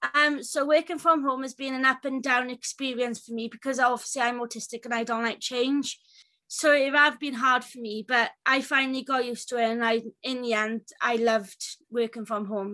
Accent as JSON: {"language": "English", "region": "Wales", "country": "United Kingdom", "said": "I'm from Wales."}